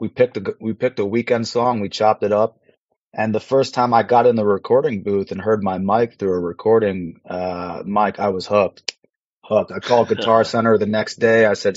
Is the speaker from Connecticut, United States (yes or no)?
yes; Westport, Connecticut, United States; moved away as an adult; also born or lived in Philadelphia / London / New York City; now in New York, United States; So I'm born and raised in the tri-state. I'm from Connecticut, about an hour outside of the city, from a town called Westport.